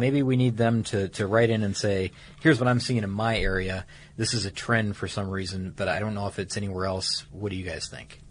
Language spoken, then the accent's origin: English; Atlanta, Georgia, United States; my hometown here recently, mm-hmm. around Atlanta